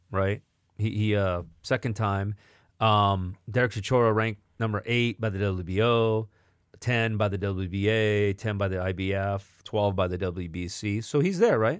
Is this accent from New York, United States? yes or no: no; Atwater, California, United States; moved away; I grew up in Atwater